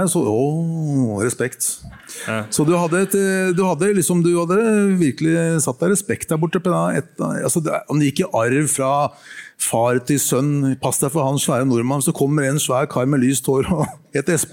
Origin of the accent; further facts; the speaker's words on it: Norway; fortalte jeg til disse lokale der, disse, i Smaragd, disse fra Colombia at jeg er fra Norge.